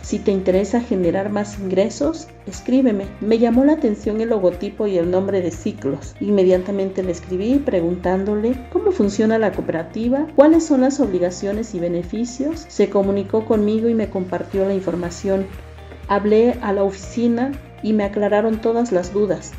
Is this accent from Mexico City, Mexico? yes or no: no; Oaxaca, Mexico; como oaxaqueños nos llena de orgullo por ser parte de nuestras raíces y tradiciones